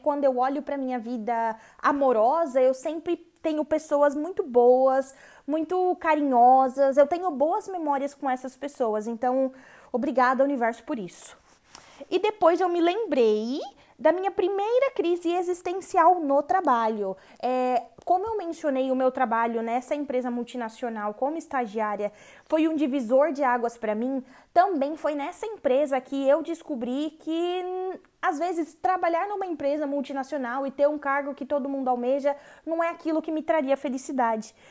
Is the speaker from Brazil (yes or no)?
yes; Brazil; moved away as an adult; quando eu saí do Brasil